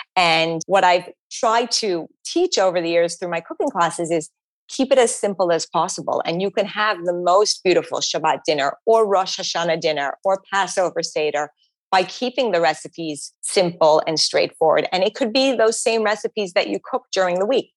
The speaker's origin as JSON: {"language": "English", "town": "Montreal", "region": "Quebec", "country": "Canada", "tie": "born or raised there", "moved": "yes", "lives_now": "New York City, United States", "said": "I grew up in Montreal"}